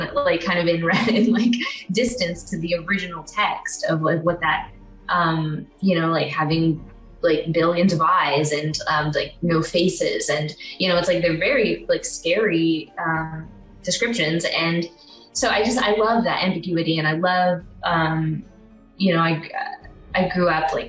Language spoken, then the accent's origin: English; Picayune, Mississippi, United States; also born or lived in New Orleans, Louisiana; now in Los Angeles, United States; in Picayune, Mississippi, where I grew up.